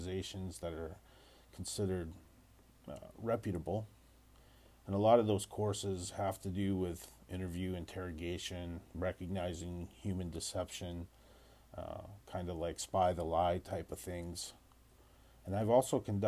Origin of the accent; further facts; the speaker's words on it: United States; as an American